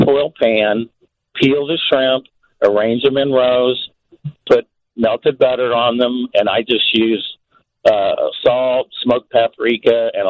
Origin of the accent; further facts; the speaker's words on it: Kansas City, United States; I'm from Kansas City, home of the best barbecuers in the world.